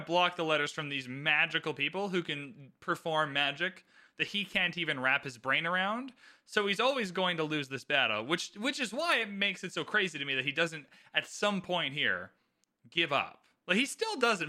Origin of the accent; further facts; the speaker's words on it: Canada; I am Canadian